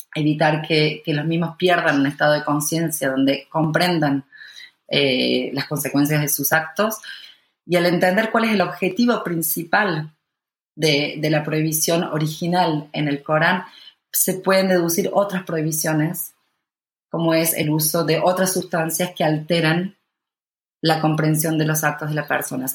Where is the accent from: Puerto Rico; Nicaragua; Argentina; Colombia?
Argentina; siendo argentino